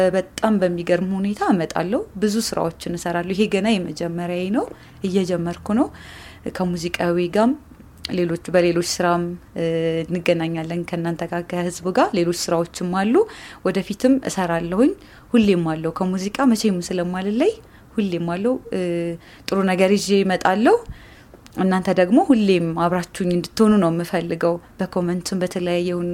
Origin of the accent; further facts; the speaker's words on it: Wollo, Amhara, Ethiopia; እኔ ያው እንዳልኩ የወሎ ልጅ ነኝ